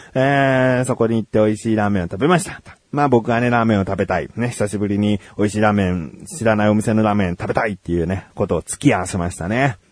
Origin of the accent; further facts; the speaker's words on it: Kanagawa, Japan; 僕は神奈川県民としてね